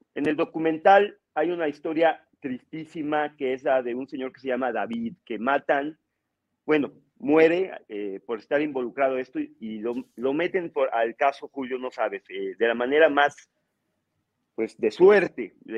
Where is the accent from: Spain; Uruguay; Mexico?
Mexico